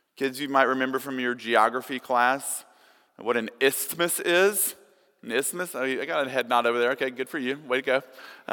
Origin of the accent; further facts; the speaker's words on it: Tuscumbia, Alabama, United States; when I was a kid growing up in Tuscumbia, Alabama